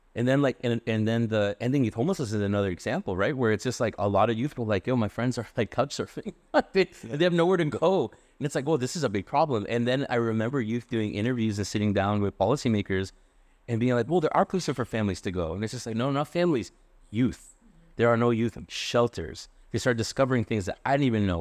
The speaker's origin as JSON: {"language": "English", "town": "Worcester", "region": "Massachusetts", "country": "United States", "tie": "born or raised there", "moved": "as an adult", "lives_now": "Providence, United States", "said": "I was born in Worcester"}